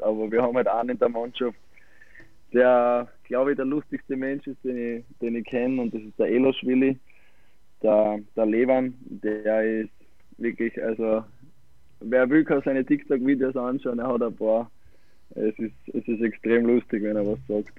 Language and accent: German; Styria, Austria; also born or lived in Malta / Klagenfurt; als Steirer